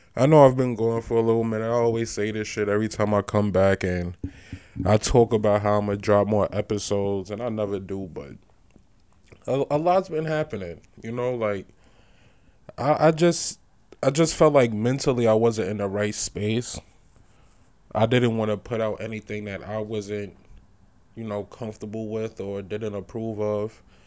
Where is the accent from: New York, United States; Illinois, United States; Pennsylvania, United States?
New York, United States; moved away as an adult; also born or lived in DMV (Washington metropolitan area); I'm from New York.